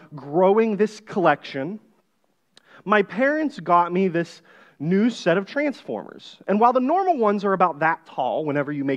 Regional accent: just south of Pittsburgh, Pennsylvania, United States; I grew up here in Pennsylvania, but on the west side of the state, just south of Pittsburgh in a little farming town

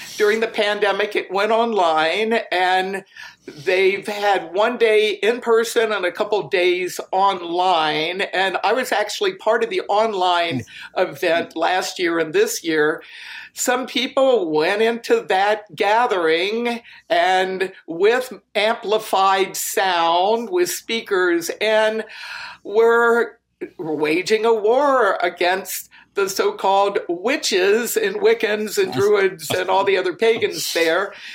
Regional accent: Virginia, United States; now in Wisconsin, United States; I grew up in Virginia, but I'm here in Wisconsin now.

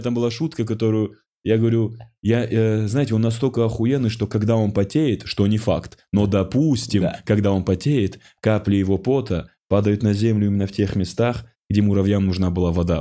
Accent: North Ossetia–Alania, Russia; moved away as an adult; я из Осетии

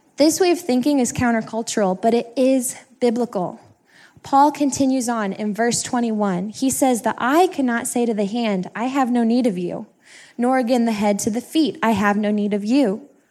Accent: Kirkwood, Missouri, United States; I'm from the Kirkwood area

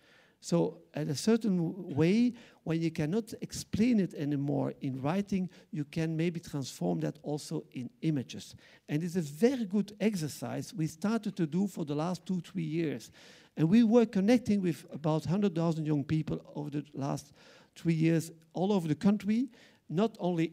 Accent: Belgium; first language Dutch; English is a second language; because we know only two words in my mother language, Flemish, Dutch, Flemish, is apartheid

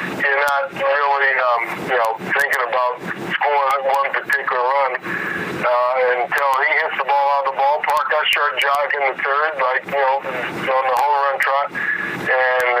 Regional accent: Los Angeles, California, United States; I grew up in L.A.

